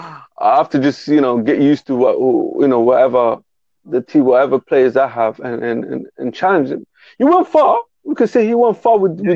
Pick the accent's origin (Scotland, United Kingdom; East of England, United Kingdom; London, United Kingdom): London, United Kingdom; I'm from England, London.